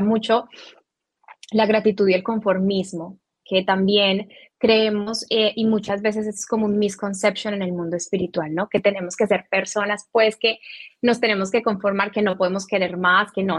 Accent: Colombia; now in Miami, United States; nací en Colombia, tengo 30 eh, años

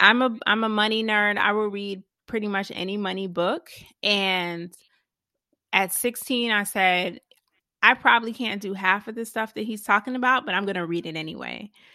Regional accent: Savannah, Georgia, United States; I was born in Savannah, Georgia

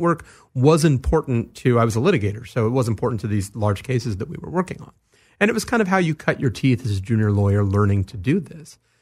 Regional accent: Los Angeles, California, United States; I grew up here in Los Angeles, in the San Fernando Valley

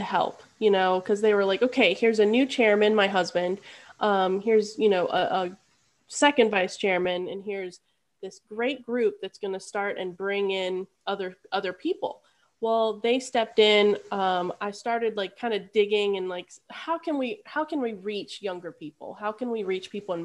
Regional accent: Charlottesville, Virginia, United States; also born or lived in Harrisonburg, Virginia; I grew up in Charlottesville. So I moved here in fourth grade.

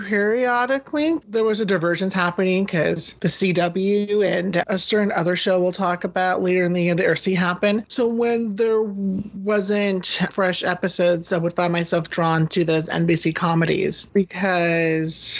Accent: United States; as an American born

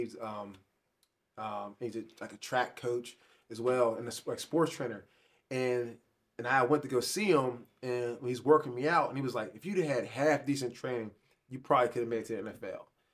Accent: Pittsburgh, Pennsylvania, United States; I grew up in Pittsburgh.

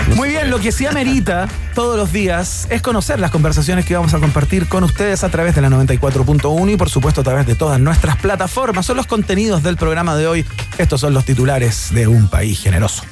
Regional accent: Chile; como chileno

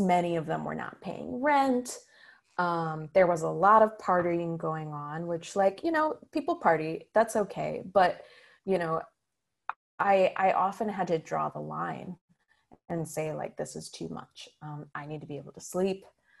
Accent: Grand Rapids, Michigan, United States; now in Ann Arbor, United States; I grew up in Grand Rapids my whole life. And when I moved to Ann Arbor, I didn't know anybody.

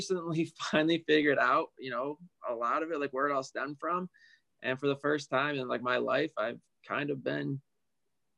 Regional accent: Buffalo, New York, United States; I'm from Buffalo, New York. So we have the hockey arena up here called KeyBank Arena.

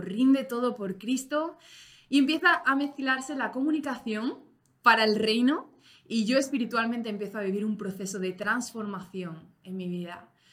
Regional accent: Spain; Yo, como española

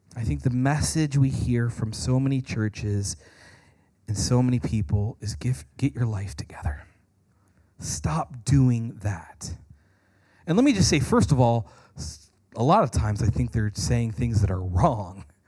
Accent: United States; American Christians

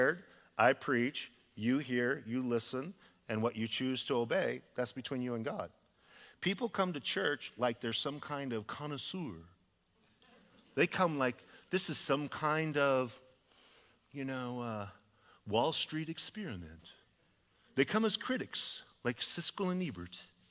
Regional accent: Idaho, United States; now in California, United States; I'm from Idaho

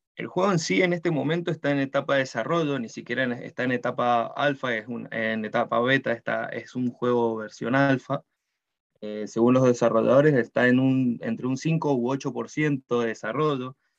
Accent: Mendoza, Argentina; moved away as an adult; now in New Zealand; yo soy mendocino, eh, de Argentina

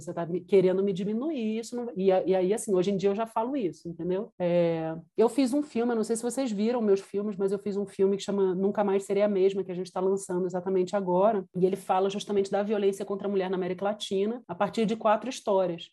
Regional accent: Rio de Janeiro, Brazil; moved away as an adult; also born or lived in Brasília / Buenos Aires / Mexico City; now in Quito, Ecuador; Eu sou carioca, enfim, estava no Rio, morava no Rio.

